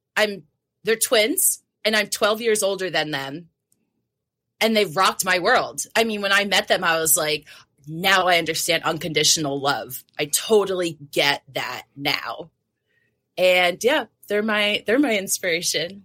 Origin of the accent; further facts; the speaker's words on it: New Jersey, United States; So I grew up in New Jersey. So, Jersey Gal.